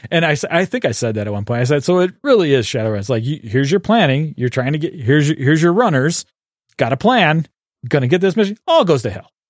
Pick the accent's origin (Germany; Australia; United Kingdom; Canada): Canada; And I'm a Canadian.